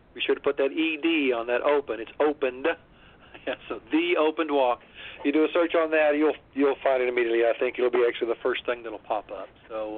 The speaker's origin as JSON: {"language": "English", "town": "Monette", "region": "Arkansas", "country": "United States", "tie": "born or raised there", "moved": "yes", "lives_now": "Memphis, United States", "said": "I actually grew up in Arkansas, uh, but I've lived in Memphis now. Uh, actually, I guess more years than I did there."}